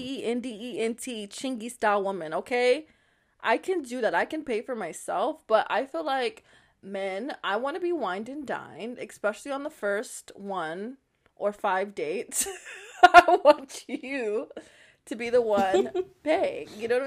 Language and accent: English; the South, United States; Being not only a woman, but being a Southern woman, a Southern belle, as they say, darling, I'm from the South, and so our men pay for us to do these things, honey, okay?